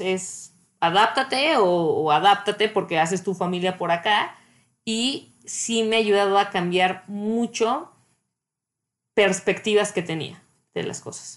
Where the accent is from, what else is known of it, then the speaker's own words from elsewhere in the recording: Mexico; moved away as an adult; now in Canada; soy mexicana